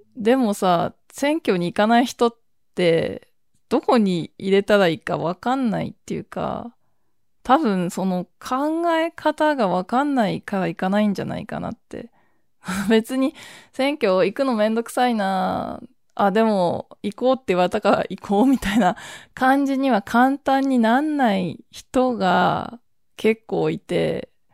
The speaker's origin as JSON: {"language": "Japanese", "town": "Toshima", "region": "Tokyo", "country": "Japan", "tie": "born or raised there", "said": "私この豊島区出身で"}